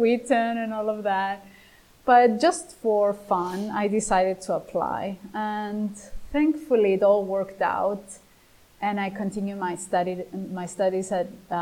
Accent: Cyprus; English is a second language; now in Greece; I was born in Cyprus

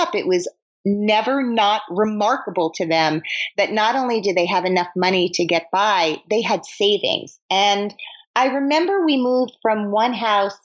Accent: New Jersey, United States; I grew up in New Jersey and just over the George Washington Bridge

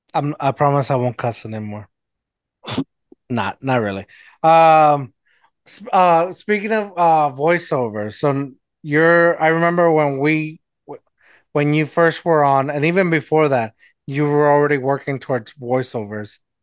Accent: Mexico; accent: Mexican; my Mexican accent

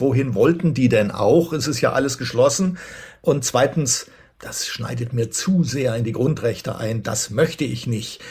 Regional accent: Berlin, Germany; daran hat man sich als Berliner gewöhnt

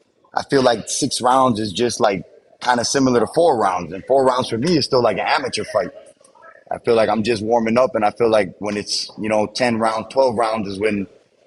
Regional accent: United States; I'm American, but my pops is Cuban. You know, he's Cuban descent. My mom is like me. Her parents were Cuban, but she was born in L.A.

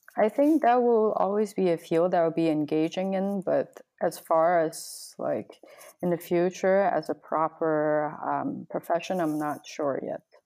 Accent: Guangzhou, Guangdong, China; now in Southern California, United States; I come from China, Guangzhou, which was close to Hong Kong

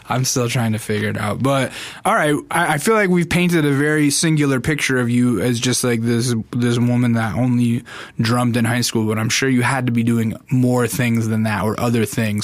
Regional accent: Alaska, United States; now in Los Angeles, United States; I grew up in Alaska

